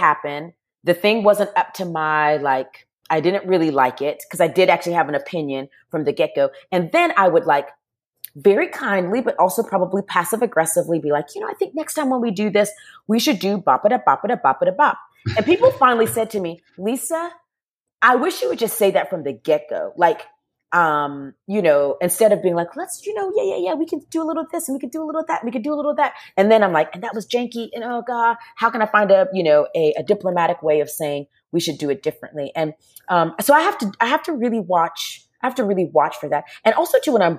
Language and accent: English; Charleston, South Carolina, United States; I grew up in the near Charleston, South Carolina